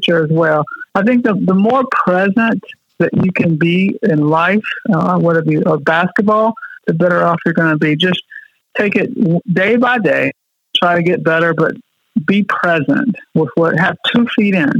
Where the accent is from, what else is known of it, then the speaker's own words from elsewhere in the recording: Louisville, Kentucky, United States; I grew up in Louisville, Kentucky